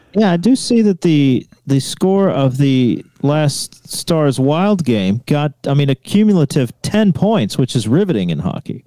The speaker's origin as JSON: {"language": "English", "region": "the South", "country": "United States", "moved": "yes", "said": "I'm from the states, but because I am from the South"}